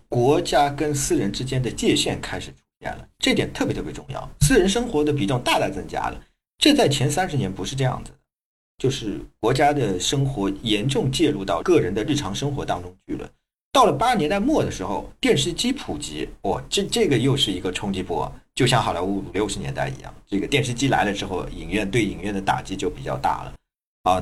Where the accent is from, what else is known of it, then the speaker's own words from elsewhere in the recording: a small town in the suburbs of Shanghai, China; 我是在上海郊区的小镇长大的，算近郊，不算远郊